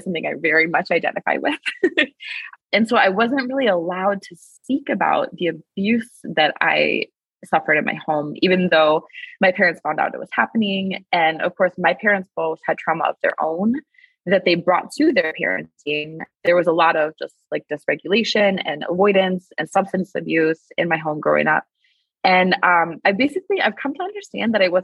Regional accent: Wisconsin, United States; I'm from Wisconsin in the US.

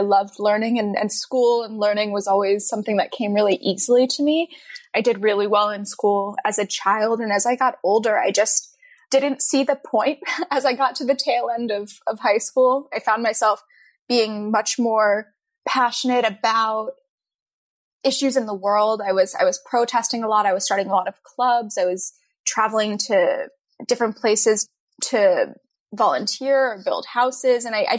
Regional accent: New York, United States; also born or lived in Texas; I was born in New York City. And then I moved I lived in Texas for a little while randomly, and then I moved back to Westchester in New York and lived a bunch of different places there.

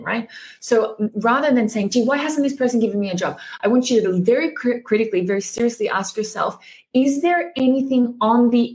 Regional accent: Australia; moved away as an adult; also born or lived in Germany / Japan; I'm Australian. I lived 8 years in Germany, but I specialize also in the Japanese market. You know, I've been in Japan for like a similar amount of time

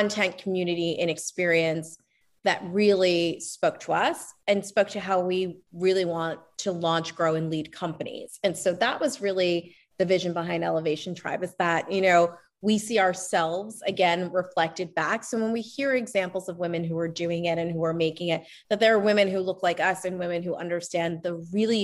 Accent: Lancaster, Pennsylvania, United States; I'm from Lancaster, Pennsylvania, and you know, that's definitely a community where there are many farmers

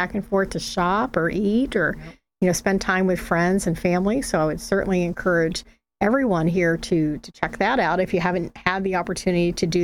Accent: Palm Beach County, Florida, United States; also born or lived in Port St. Lucie, Florida; I grew up in Palm Beach County

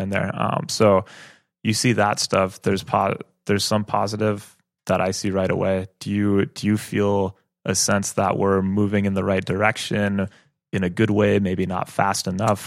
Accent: Madison, Wisconsin, United States; I, I grew, I grew up in Madison

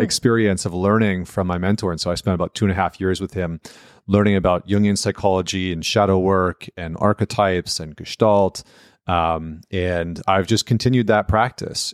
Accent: St. Albert, Alberta, Canada; I'm from right outside of Edmonton, uh, town called Saint Albert

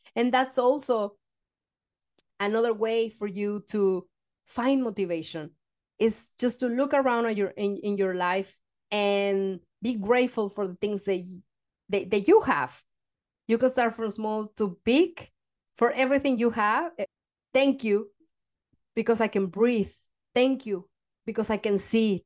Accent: Mexico; now in Denmark; I come from Mexico

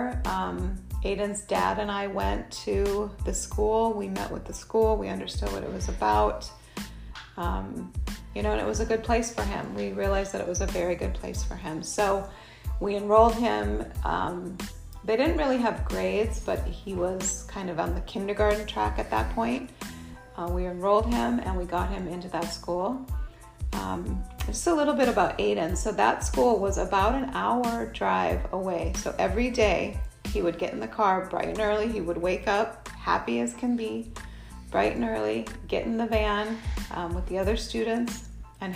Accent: Minnesota, United States; moved away as an adult; also born or lived in Shanghai, China; now in Madison, United States; we're from Minnesota originally

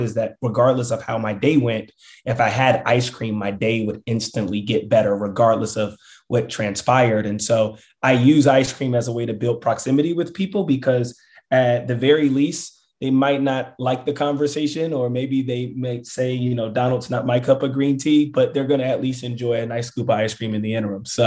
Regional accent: Richmond, Virginia, United States; my hometown, Richmond, Virginia.

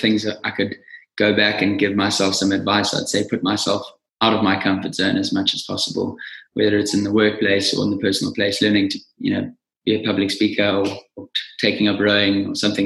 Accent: Nottingham Road, KwaZulu-Natal, South Africa; moved away as an adult; also born or lived in Stellenbosch / London; I grew up on a small farm in Nottingham Road in the Natal Midlands. Went to school in KZN

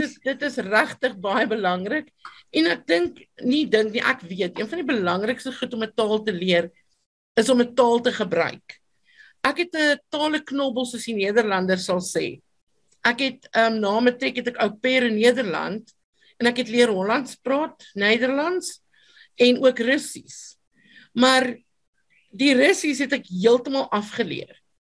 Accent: Free State, South Africa; first language Afrikaans and Sotho; my storie het begin in 1976 op 'n plaas in die Vrystaat en my ma was 'n onderwyseres en ek het op die plaas gebly saam met my my soeto mamma.

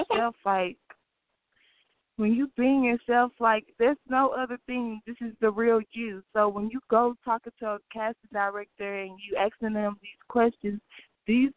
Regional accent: Beaumont, Texas, United States; I'm from Beaumont, Texas. Like, it's like a small city. Like, everybody knows everybody

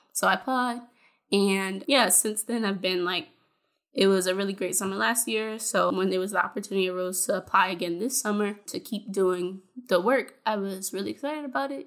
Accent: Fayetteville, North Carolina, United States; I'm from Fayetteville, North Carolina

